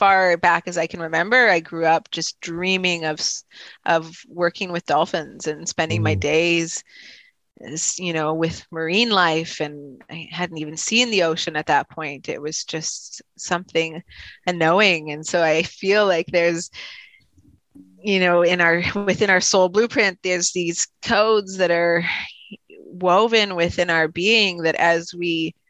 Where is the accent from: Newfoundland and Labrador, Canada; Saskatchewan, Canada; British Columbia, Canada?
Saskatchewan, Canada; Regina; moved away; I was born in Regina, Saskatchewan.